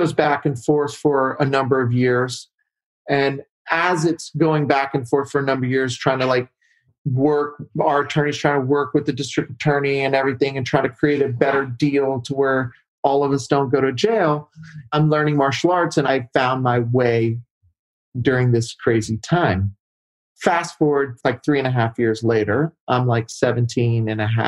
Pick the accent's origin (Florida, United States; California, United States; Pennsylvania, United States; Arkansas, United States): Arkansas, United States; I grew up in Arkansas.